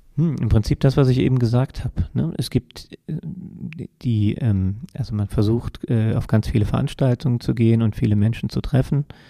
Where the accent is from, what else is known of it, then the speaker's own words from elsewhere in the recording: Germany; bei uns in Deutschland